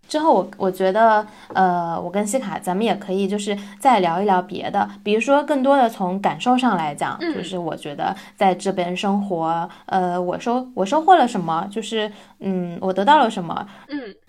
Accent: China; moved away as an adult; now in Gothenburg, Sweden; 咱们就是国人

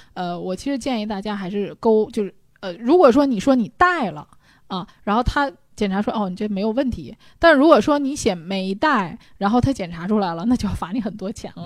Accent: China; 我们中国人这个体质

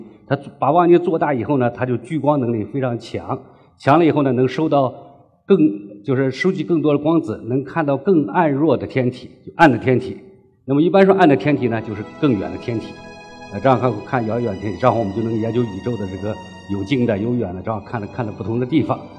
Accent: China; 这是完全是我们中国人自己的创新。

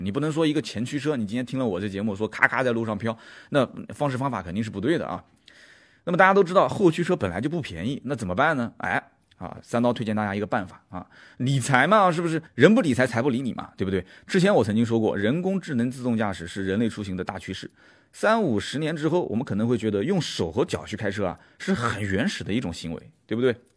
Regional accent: Nanjing, Jiangsu, China; 我是南京人，乐乐不分

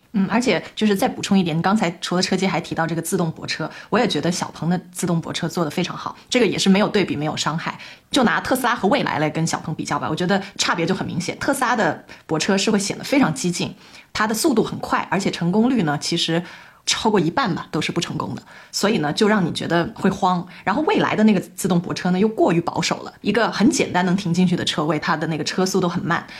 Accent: Guangzhou, Guangdong, China; 我们广州人就主打一个松弛感嘛

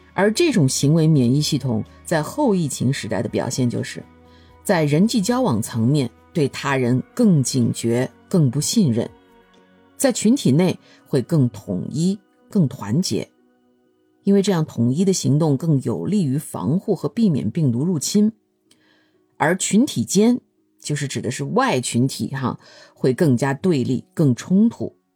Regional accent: China; now in United States; 我作为中国人

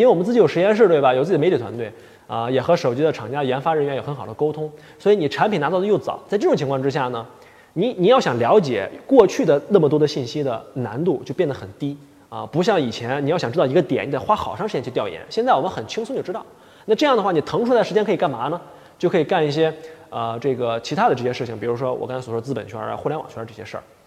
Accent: Northeast China, China; 我们东北话

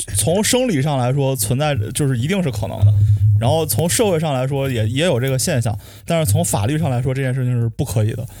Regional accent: Shijiazhuang, Hebei, China; 因为我是河北石家庄的，然后我有时候也会回村儿里

